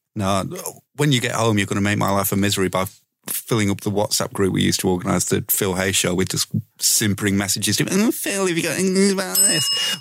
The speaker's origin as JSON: {"language": "English", "town": "Leeds", "region": "Yorkshire and the Humber", "country": "United Kingdom", "said": "I'm fucking from Leeds"}